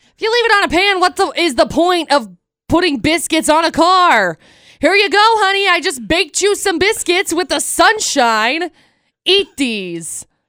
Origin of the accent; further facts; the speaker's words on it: Tremont, United States; I grew up in Tremont